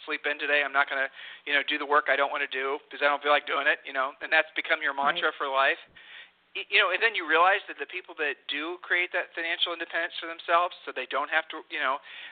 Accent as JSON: {"language": "English", "region": "Ohio", "country": "United States", "said": "we are from Ohio"}